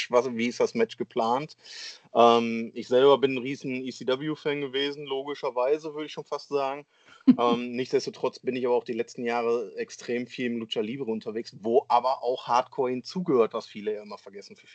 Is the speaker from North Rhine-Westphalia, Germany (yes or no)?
yes; Essen, North Rhine-Westphalia, Germany; wenn wir zum Beispiel in meiner Heimatstadt hier in Essen veranstalten wollen würden.